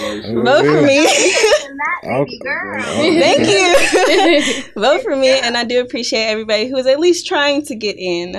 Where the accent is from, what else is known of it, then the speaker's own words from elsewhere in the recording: Detroit, Michigan, United States; moved away as an adult; also born or lived in Scottsdale, Arizona; now in Nashville, United States; I am originally from Detroit, you know. I moved to Nashville about 7-8 years ago. It's a wishy-washy for me. I used to live in Scottsdale, Arizona for like a year and a half.